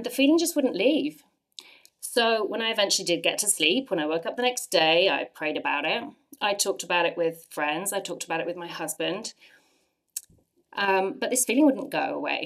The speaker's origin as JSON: {"language": "English", "region": "England", "country": "United Kingdom", "moved": "as an adult", "lives_now": "Ottawa, Canada", "said": "I'm from England"}